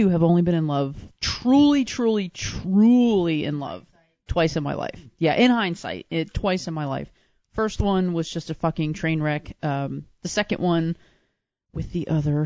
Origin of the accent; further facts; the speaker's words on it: New Jersey, United States; I'm from Joyzy